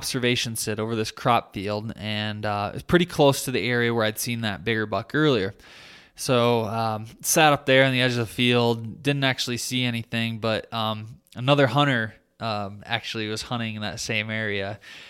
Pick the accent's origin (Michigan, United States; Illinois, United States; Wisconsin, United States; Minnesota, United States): Michigan, United States; like my home state of Michigan